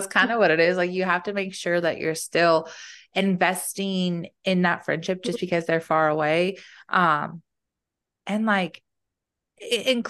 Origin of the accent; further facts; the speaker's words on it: Fayetteville, North Carolina, United States; I grew up in Fayetteville, so I do have a non-military support system there